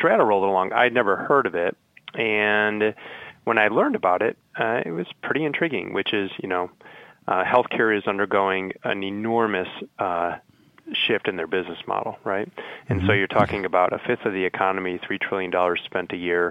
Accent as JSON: {"language": "English", "town": "Chicago", "region": "Illinois", "country": "United States", "tie": "born or raised there", "also_born_or_lived": "Indiana", "said": "I'm a Midwest guy. I grew up in Chicago"}